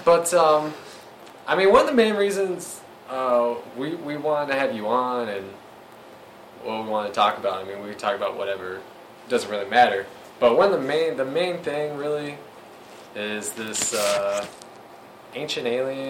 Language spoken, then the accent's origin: English; Missouri, United States; I'm from Missouri, motherfucker. Show me.